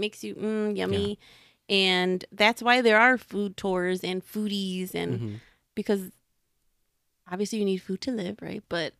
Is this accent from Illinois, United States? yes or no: yes; Chicago, Illinois, United States; because, hello, we are from Chicago.